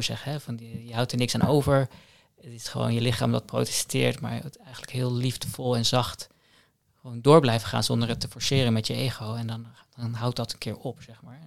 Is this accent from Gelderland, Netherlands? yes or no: no; The Hague, South Holland, Netherlands; Ik woon in Den Haag. Ik ben ook geboren in Den Haag